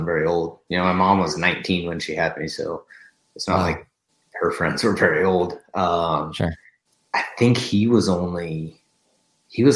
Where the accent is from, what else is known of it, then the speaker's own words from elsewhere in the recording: North Idaho, United States; I'm born and raised in North Idaho